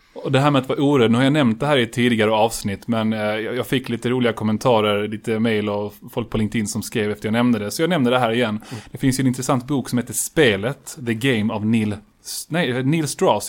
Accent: Colombia; now in Sweden; Jag är ju från Colombia

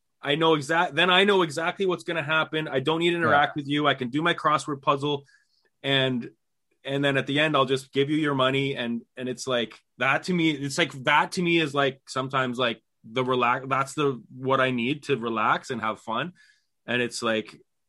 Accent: Canada; being Canadian, we don't hear ourselves say, sorry

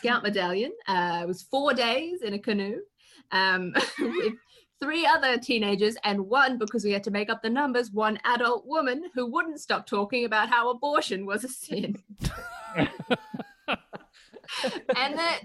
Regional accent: Queensland, Australia; I'm from Queensland

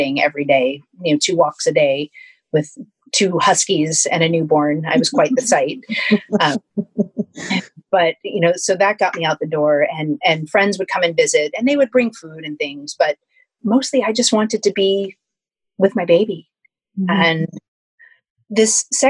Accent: New Jersey, United States; I grew up in New Jersey

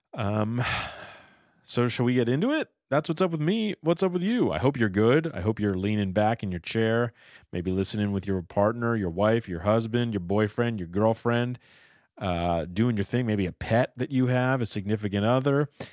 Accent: Los Angeles, California, United States; also born or lived in Boston; I grew up in Encino.

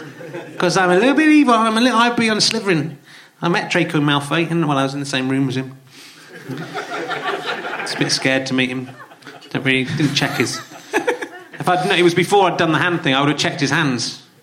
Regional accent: Yorkshire and the Humber, United Kingdom; I was from Yorkshire

